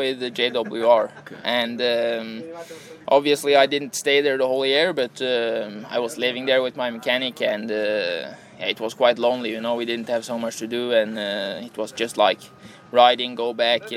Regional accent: Norway; moved away as an adult; now in Italy

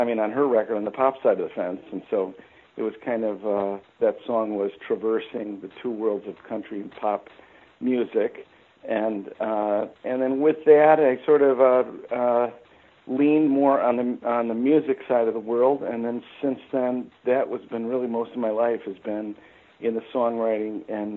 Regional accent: Chicago, Illinois, United States; moved away as an adult; also born or lived in Kentucky; born and raised in Chicago

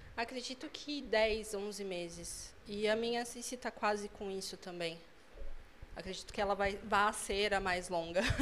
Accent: São Paulo, Brazil; moved away as an adult; now in Sorocaba, Brazil; eu sou de São Paulo. Eu moro em Sorocaba, vai fazer quatro anos

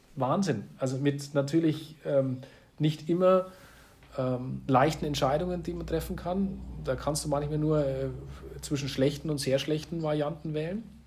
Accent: Hof district, Bavaria, Germany; für meine Region, für meine Heimat

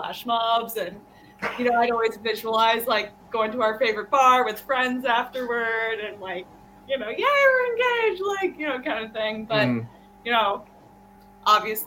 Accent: Wisconsin, United States; now in Chicago, United States; I'm from Wisconsin

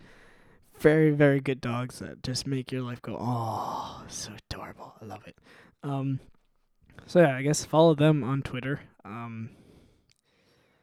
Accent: Midwest, United States; I'm from the Midwest

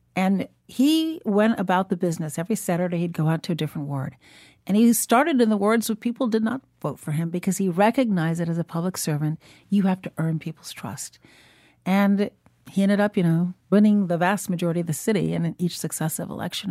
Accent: Chicago, Illinois, United States; also born or lived in Shiraz, Iran; Growing up in Chicago

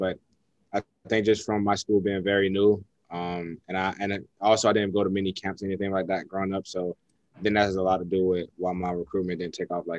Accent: the South, United States; because I'm all about family, and growing up in the South, you know about hospitality and things like that.

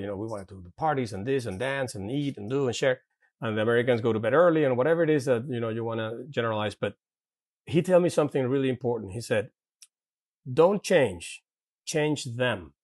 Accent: Caracas, Capital District, Venezuela; English is a second language; moved away; I grew up in, uh, in Santa Paula, in Caracas

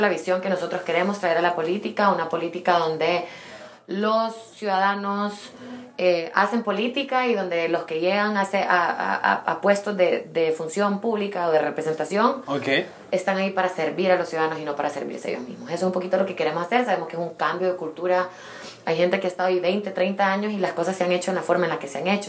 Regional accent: El Salvador; also born or lived in London; soy del Salvador

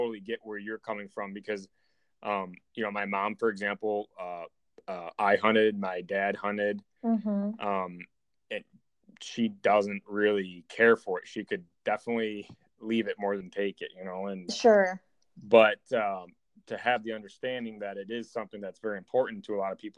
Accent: New York, United States; moved away as an adult; now in Iowa, United States; I moved to Iowa from New York

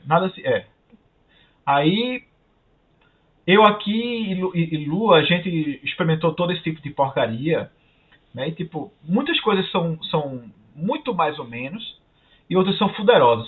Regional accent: Brazil; moved away as an adult; now in Canada

